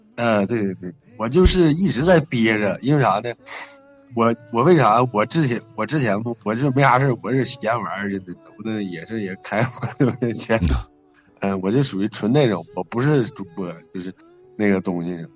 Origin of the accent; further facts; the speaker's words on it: Shenyang, Liaoning, China; accent: Northeastern, Shenyang dialect; 我家是那个是大东的